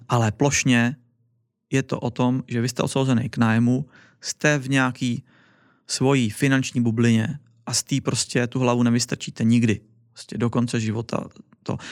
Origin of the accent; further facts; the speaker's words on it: Czechia; now in Wrocław, Poland; tady u nás v Čechách